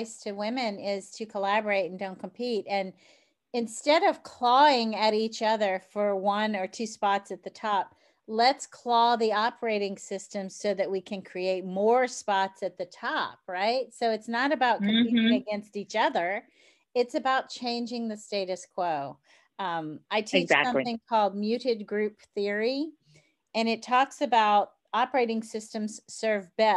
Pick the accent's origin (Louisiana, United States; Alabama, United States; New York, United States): Louisiana, United States; New Orleans; I'm from New Orleans. And frankly, we like our jewelry and our makeup and our big hair